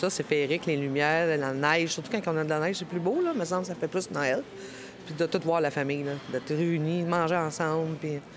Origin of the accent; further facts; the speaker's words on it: France; born there; originaire d'Haïti. Mes parents sont haïtiens. Je suis née en France. On va dire franco-haïtienne ou haïtiano-française.